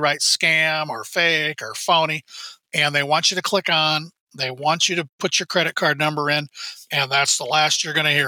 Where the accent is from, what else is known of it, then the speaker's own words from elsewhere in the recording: Midwest, United States; I'm a Midwesterner.